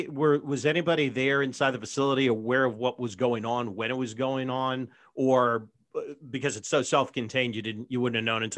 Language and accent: English; Vienna, Virginia, United States; also born or lived in Washington, D.C.; I was born in Northern Virginia, in Vienna. I consider D.C. my hometown